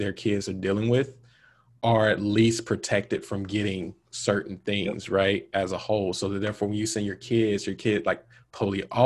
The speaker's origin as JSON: {"language": "English", "town": "Montgomery", "region": "Alabama", "country": "United States", "tie": "born or raised there", "said": "Growing up in Montgomery"}